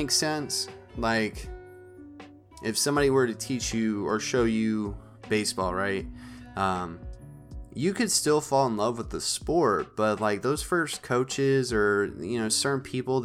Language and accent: English; northern Maine, United States; when me and my family, we lived in northern Maine, in my small town, my hometown